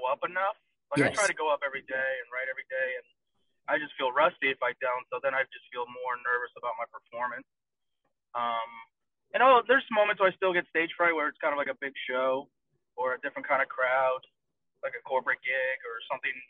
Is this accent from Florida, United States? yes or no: yes; Boca Raton, Florida, United States; also born or lived in Broward County, Florida; I grew up here since I was 5, so I consider myself a Florida boy.